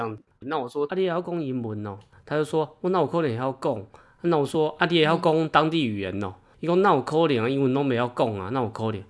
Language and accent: Chinese; Taiwan; accent: Taiwanese English; 他已经习惯我的台式英文了